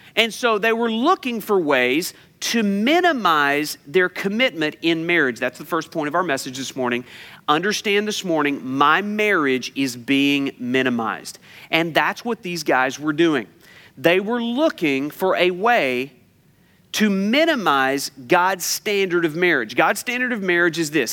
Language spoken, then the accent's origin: English; United States; I'm an American